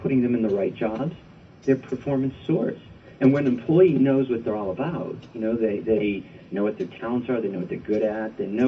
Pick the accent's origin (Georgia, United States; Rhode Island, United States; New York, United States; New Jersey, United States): Rhode Island, United States; moved away; I'm from Rhode Island originally, and I used to live on the east side of Providence near Brown University